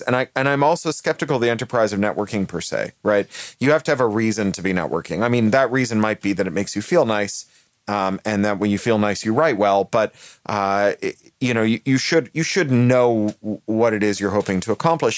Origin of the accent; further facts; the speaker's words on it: Canada; also born or lived in United Kingdom; now in Los Angeles, United States; I'm Canadian by birth and British by naturalization